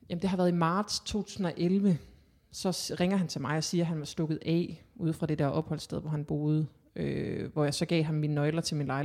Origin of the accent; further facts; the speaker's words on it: Hanstholm, North Denmark Region, Denmark; Jo, men sådan kort, kort fortalt, så er jeg opvokset i Hanstholm, en øh, lille flække i Nordjylland, i Thy.